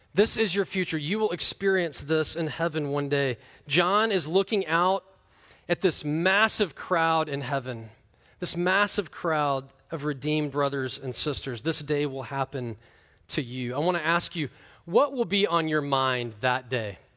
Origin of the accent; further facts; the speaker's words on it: United States; I'm from America